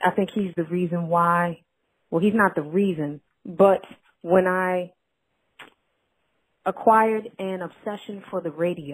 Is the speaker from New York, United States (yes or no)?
yes; New York City, New York, United States; I'm from Harlem, New York.